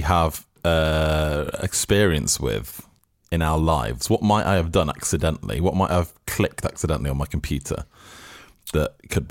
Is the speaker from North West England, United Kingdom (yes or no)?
yes; Manchester, North West England, United Kingdom; moved away; I'm from Manchester myself.